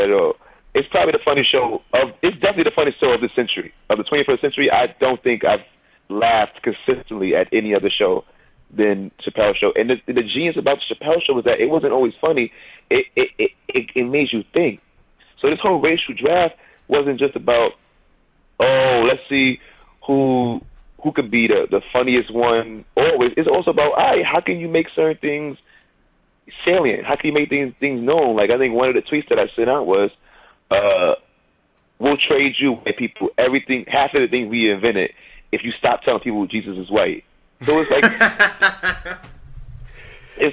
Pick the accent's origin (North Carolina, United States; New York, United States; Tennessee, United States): New York, United States; I'm in New York